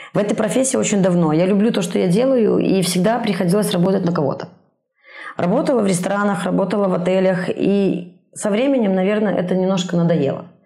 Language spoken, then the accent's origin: Russian; Minsk, Belarus; moved away as an adult; now in Brest, Belarus; я из Минска